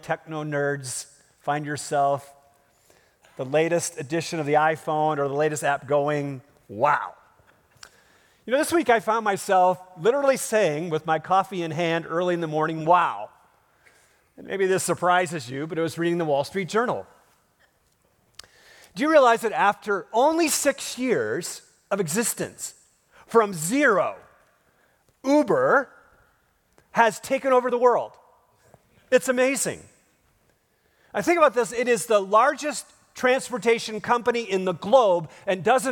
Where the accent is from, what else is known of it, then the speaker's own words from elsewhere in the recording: Minnesota, United States; I grew up in Minnesota, not Spain, but I think the Midwest is great